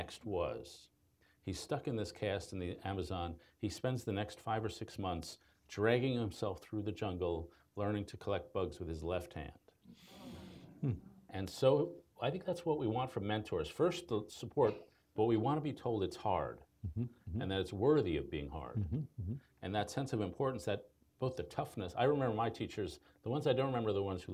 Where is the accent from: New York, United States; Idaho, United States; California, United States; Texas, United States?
New York, United States; also born or lived in Chicago; I'm a New Yorker